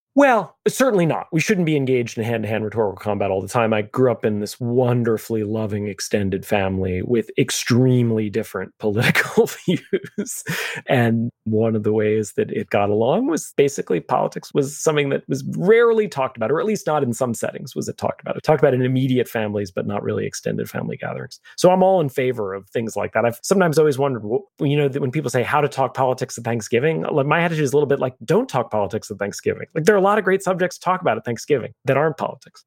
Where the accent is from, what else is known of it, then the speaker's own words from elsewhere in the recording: New York City, New York, United States; I'm a New Yorker. I'm a third generation New Yorker. I lived in New York on September eleventh, two thousand one